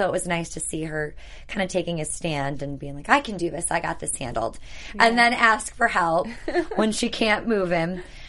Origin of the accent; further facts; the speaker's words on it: near Sheboygan, Wisconsin, United States; Sheboygan is 15 minutes from my hometown.